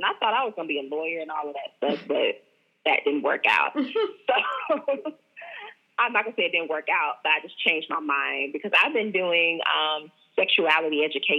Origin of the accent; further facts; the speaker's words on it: Tallahassee, Florida, United States; I was born and raised in Florida. Not Miami, though. Like, I'm from Tallahassee, Florida.